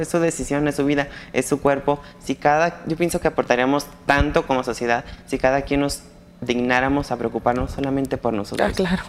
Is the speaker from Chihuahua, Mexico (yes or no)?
no; San Antonio de Peñuelas, Aguascalientes, Mexico; yo soy de San Antonio de Peñuelas, Aguascalientes